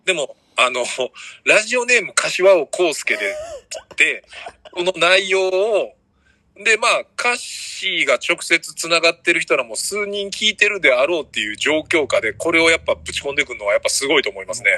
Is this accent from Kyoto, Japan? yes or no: no; Osaka, Japan; 大阪からで